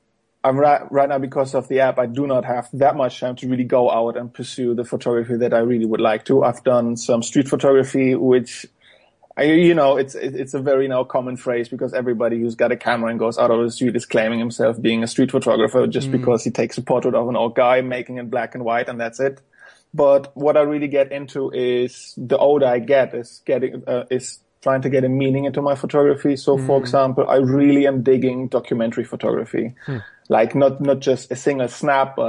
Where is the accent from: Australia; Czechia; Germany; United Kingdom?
Germany; English is a second language; also born or lived in Poland; I've been born in Poland, but when I got 2 years old, so my parents moved to Germany